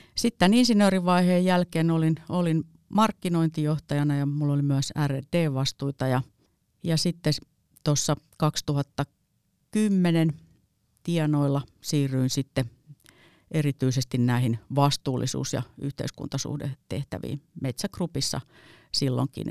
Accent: Heinola, Päijät-Häme, Finland; Mä oon Heinolasta kotosin

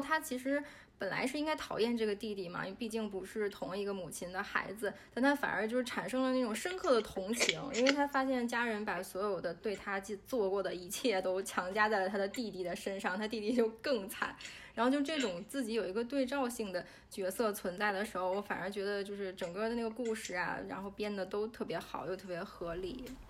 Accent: China; now in Toronto, Canada; 中国人，包括那个，就怎么说，汉人吧，就是我们

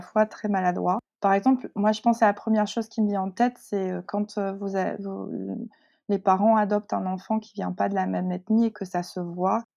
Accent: northern France, France; also born or lived in Seoul, South Korea; Je suis arrivée en France, dans le nord de la France

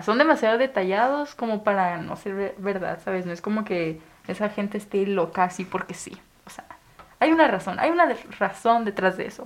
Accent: Chihuahua, Mexico; Soy de Chihuahua

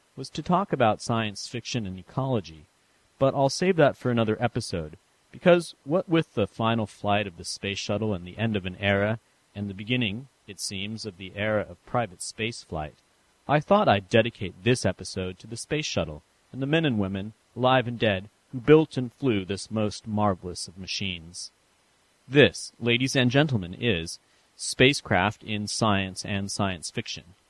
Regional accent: San Francisco, California, United States; moved away; my hometown of San Francisco

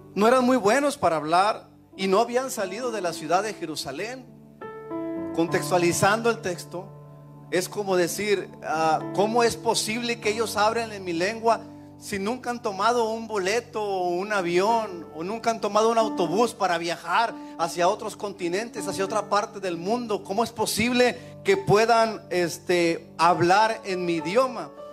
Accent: Mexico; now in United States; nosotros como mexicanos

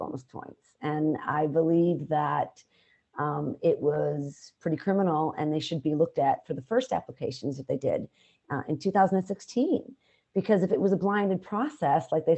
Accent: Chicago, Illinois, United States; where I grew up in the South, west side of Chicago

